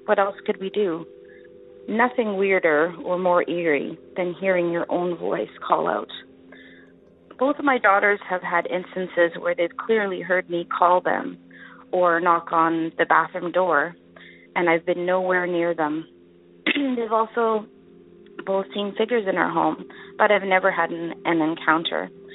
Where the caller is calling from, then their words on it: Winnipeg, Manitoba, Canada; I'm calling from Winnipeg, Manitoba, Canada